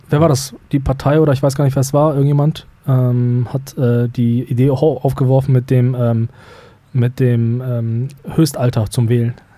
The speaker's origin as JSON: {"language": "German", "region": "North Rhine-Westphalia", "country": "Germany", "said": "bei uns im Niederrhein"}